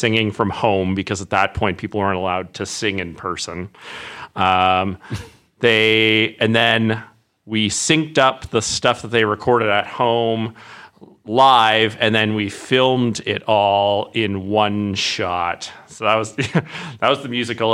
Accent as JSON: {"language": "English", "town": "Regina", "region": "Saskatchewan", "country": "Canada", "moved": "as an adult", "lives_now": "Edmonton, Canada", "said": "I started working as an improviser in Regina, which is where I'm from."}